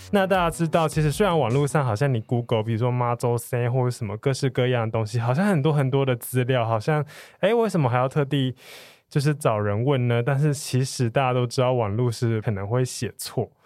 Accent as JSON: {"language": "Chinese", "country": "Taiwan", "said": "我们台湾人"}